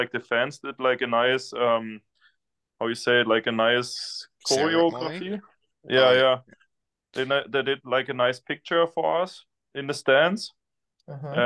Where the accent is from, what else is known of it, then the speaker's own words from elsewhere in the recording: Weißwasser, Saxony, Germany; English is a second language; now in Selb, Germany; Weißwasser, like my hometown